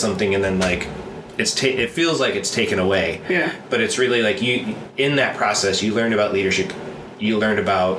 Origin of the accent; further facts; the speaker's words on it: Kendall, New York, United States; also born or lived in Rochester, New York; now in Los Angeles, United States; I grew up in Kendall, and it was pretty much like cornfields and cabbage all around me.